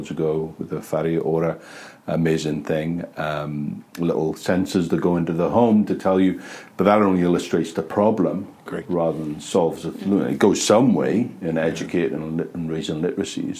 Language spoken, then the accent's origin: English; the valleys of South Wales, United Kingdom; also born or lived in Christchurch, New Zealand; now in Wellington, New Zealand; I'm from the valleys of South Wales.